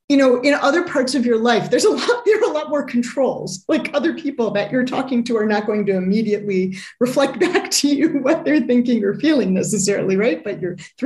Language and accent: English; Chicago, Illinois, United States; I grew up in the Midwest, largely in the Chicago area